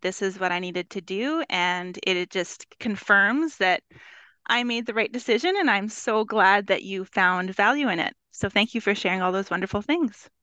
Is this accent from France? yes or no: no; Winnipeg, Manitoba, Canada; I am from Winnipeg, Manitoba, Canada, both Canadian